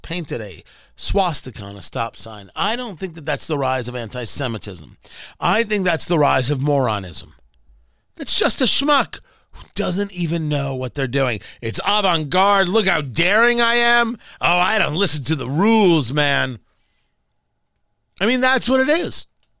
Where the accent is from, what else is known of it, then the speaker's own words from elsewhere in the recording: United States; I'm an American. I was born in America. I'm an American.